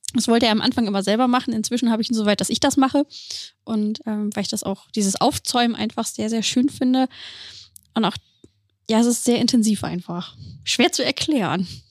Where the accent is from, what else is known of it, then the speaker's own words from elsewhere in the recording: Celle, Lower Saxony, Germany; ich komme ursprünglich aus, in, aus Celle, aus der Nähe aus, von Hannover